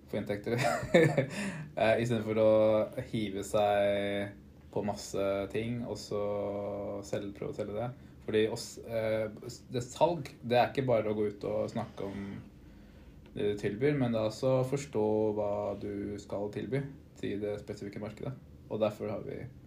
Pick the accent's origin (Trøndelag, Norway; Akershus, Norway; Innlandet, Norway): Akershus, Norway; Eidsvoll; now in Oslo, Norway; bor i Oslo, er fra Eidsvoll.